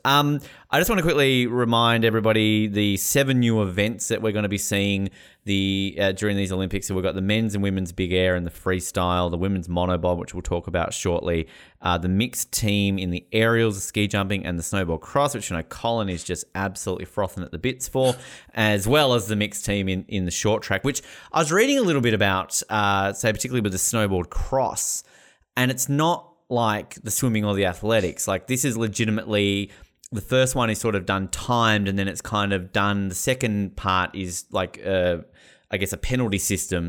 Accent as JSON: {"language": "English", "country": "Australia", "said": "we're Australian"}